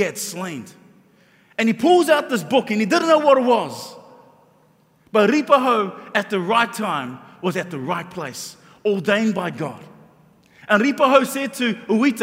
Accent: Auckland, New Zealand; growing up in South Auckland, and growing up as a Polynesian in South Auckland

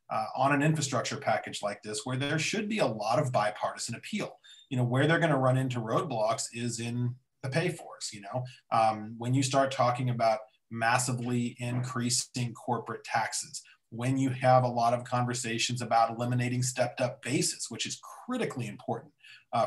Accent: Arizona, United States; now in Washington, D.C., United States; I'm from Arizona

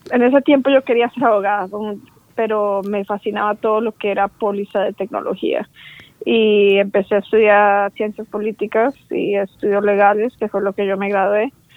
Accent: Orlando, Florida, United States; also born or lived in Bogotá, Colombia; now in San Francisco, United States; Yo nací en Bogotá, Colombia, y vine con mi familia. Como a los siete años tenía yo cuando emigramos a Estados Unidos, a la Florida. Y, me, crecí ahí en, Orlando, Florida, hasta college

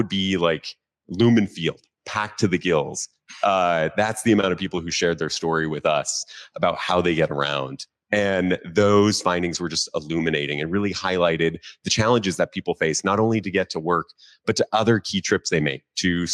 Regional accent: just outside of Seattle, Washington, United States; moved away as an adult; also born or lived in New York; I grew up just outside of Seattle as a kid in the suburbs

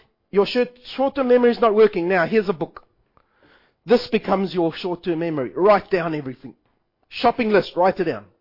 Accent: South Africa; I am South African

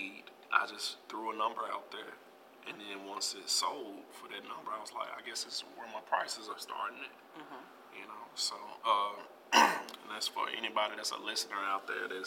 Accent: Memphis, Tennessee, United States; I grew up in Frazier

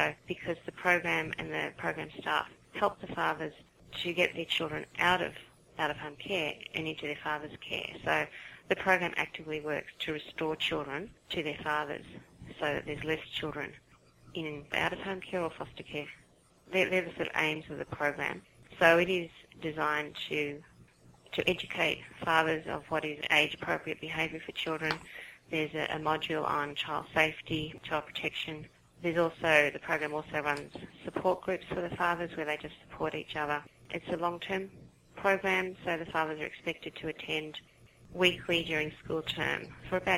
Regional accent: Sydney, New South Wales, Australia; from Sydney, Australia, if you hadn't guessed from my accent

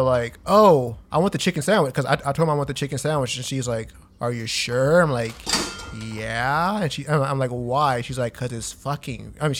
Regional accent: Texas, United States; also born or lived in El Paso; I'm from Texas.

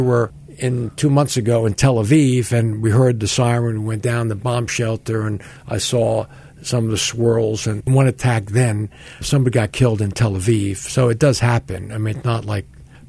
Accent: Short Hills, New Jersey, United States; in the States, I come from Short Hills, New Jersey, 40% Jewish.

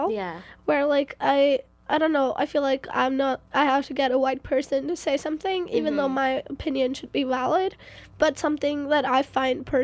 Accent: India; now in Canada; I'm from India.

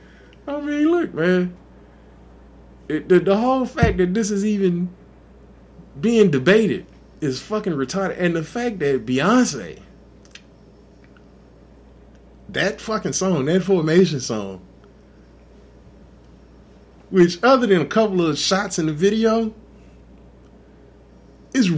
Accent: Texas, United States; I'm from Texas

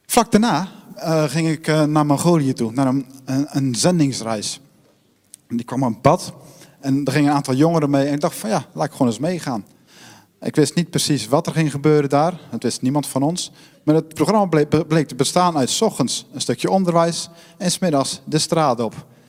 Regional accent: Netherlands; ik ben ook Nederlander

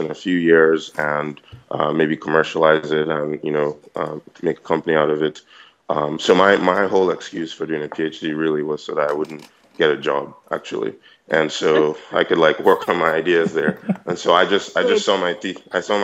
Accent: Nigeria; moved away as an adult; now in United States; I'm obviously Nigerian. I went to King's College. I did school out here in the US

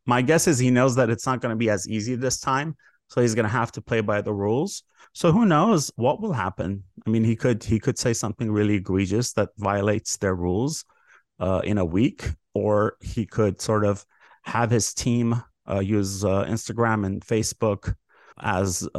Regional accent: Los Angeles, California, United States; I grew up in the Valley

